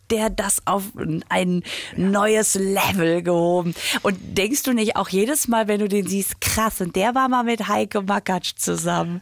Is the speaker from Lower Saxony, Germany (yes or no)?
no; Düsseldorf, North Rhine-Westphalia, Germany; ich komme ja aus Düsseldorf